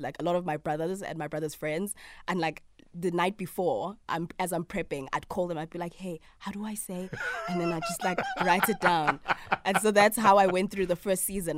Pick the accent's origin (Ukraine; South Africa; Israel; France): South Africa; Soweto, Gauteng; I grew up in Soweto, in Mfulo.